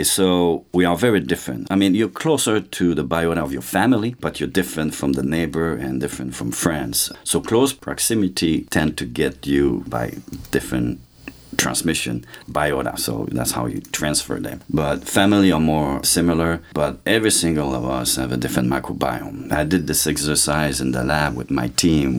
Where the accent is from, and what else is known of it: Saint-Louis-de-France, Quebec, Canada; born or raised there; moved away; also born or lived in Trois-Rivières, Quebec